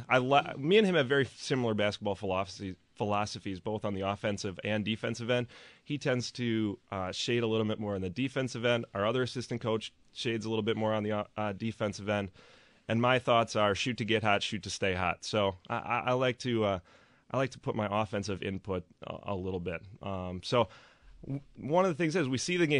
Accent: New Berlin, Wisconsin, United States; I grew up in New Berlin, right up the road

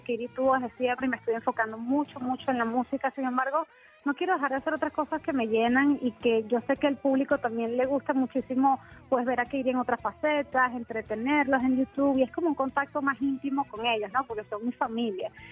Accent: Venezuela; moved away as an adult; also born or lived in San Diego, California, United States; now in United States; yo nací en los Estados Unidos, en San Diego, California, pero me fui muy bebé a Venezuela y vi toda mi vida allá

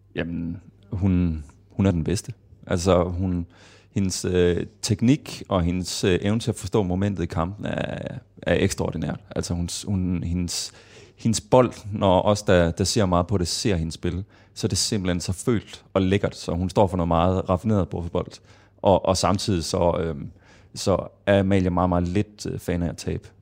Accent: Kolding, Southern Denmark, Denmark; jeg startede i Kolding, hvor jeg er fra

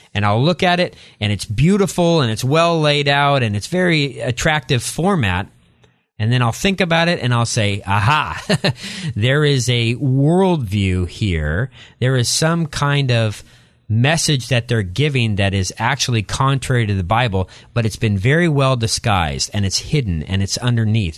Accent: Eastern Washington, United States; moved away as an adult; also born or lived in La Grande, Oregon; And so I, I grew up there, then moved across the state line to Eastern Washington and grew up in a small community, um, outside of the Tri-Cities in Eastern Washington

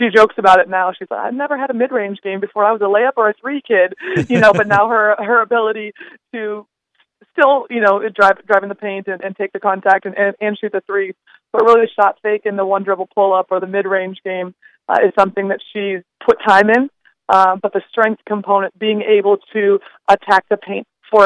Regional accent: Bloomington, Minnesota, United States; moved away as an adult; now in Fargo, United States; I am from the Twin Cities. I grew up in Bloomington and graduated from Bloomington Jefferson High School.

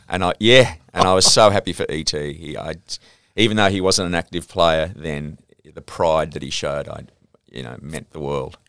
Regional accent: Sydney, New South Wales, Australia; I grew up in the Saint George area

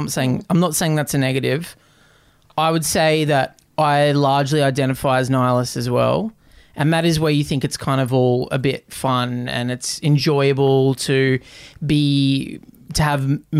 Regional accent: Australia; I've been in Aussie my whole life. And I'll die in Aussie.

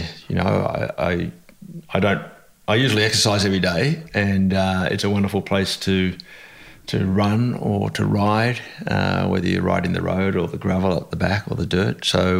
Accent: Australia; also born or lived in England; I was actually born in England. Not everybody knows that. They assume I was born in Australia. But when I was very young, I came back to Australia with my mother, who was originally Australian.

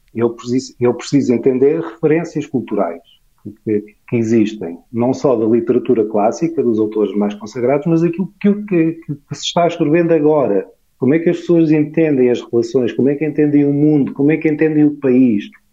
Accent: Portugal

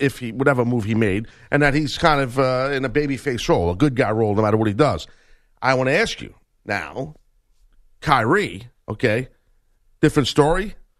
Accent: New York, United States; we're both from New York. We're not exactly, big fans of Boston sports individually

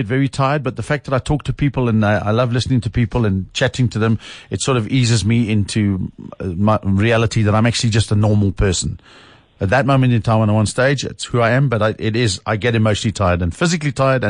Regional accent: South Africa; I love being a South African. It's cool.

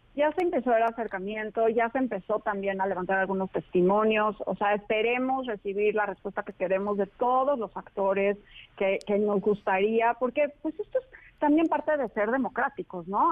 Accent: Mexico; como mexicanos

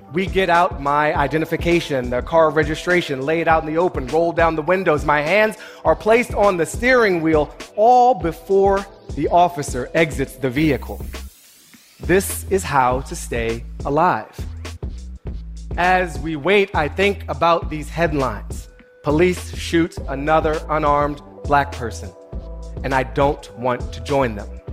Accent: Washington, District of Columbia, United States; I grew up in Mount Pleasant in a, a great neighborhood in Washington, D.C.

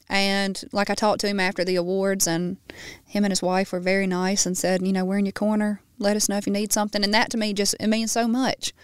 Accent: Baskin, Louisiana, United States; being in Baskin in my hometown and riding those back roads

